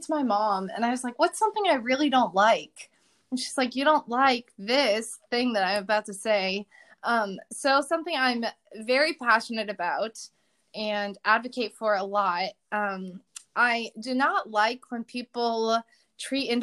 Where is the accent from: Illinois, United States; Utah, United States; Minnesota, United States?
Illinois, United States; Chicagoland area; moved away as an adult; also born or lived in Missouri; So I'm from the Chicagoland area. I live about an hour and a half-ish north of the city. I'm in like the far upper corner. I live right by Lake Michigan.